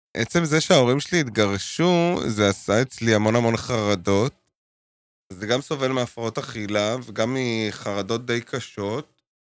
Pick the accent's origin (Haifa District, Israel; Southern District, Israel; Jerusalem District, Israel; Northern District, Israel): Jerusalem District, Israel; Jerusalem; now in Tel Aviv, Israel; גדלתי בקטמון, בירושלים